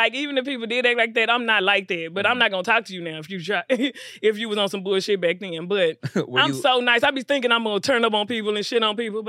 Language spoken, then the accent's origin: English; Dallas, Texas, United States; moved away as an adult; now in Los Angeles, United States; I'm from Dallas, Oak Cliff, Texas. Okay. Born and raised.